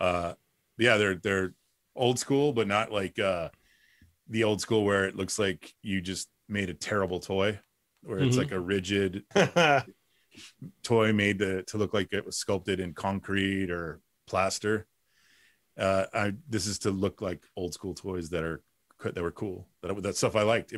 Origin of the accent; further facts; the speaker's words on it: Los Angeles, California, United States; I grew up in Boyle Heights